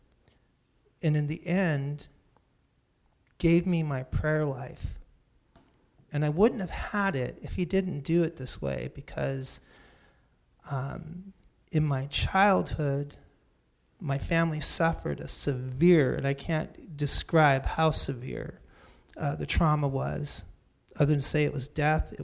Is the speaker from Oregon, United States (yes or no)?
no; Santa Cruz, California, United States; born or raised there; also born or lived in San Jose